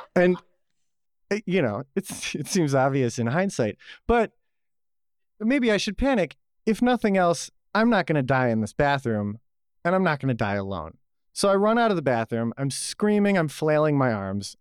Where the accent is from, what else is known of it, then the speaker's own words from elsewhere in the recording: Buffalo, New York, United States; now in Atlanta, United States; I was born in Buffalo, New York, uh, the land of plenty.